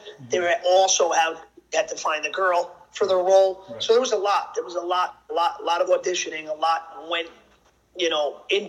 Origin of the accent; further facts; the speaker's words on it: Yonkers, New York, United States; also born or lived in Bogota, Colombia; I was adopted and raised in and grew up in Yonkers, New York, which is like 20, 25 minutes outside the city. It's right next to the Bronx. Pretty much grew up in an Italian middle class family.